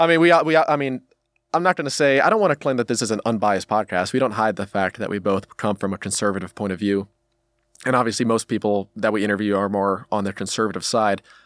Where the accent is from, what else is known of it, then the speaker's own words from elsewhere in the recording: United States; as an American outside observer